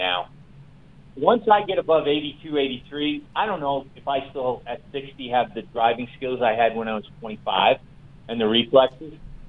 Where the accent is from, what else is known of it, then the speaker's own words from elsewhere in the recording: New York City, New York, United States; I grew up in New York City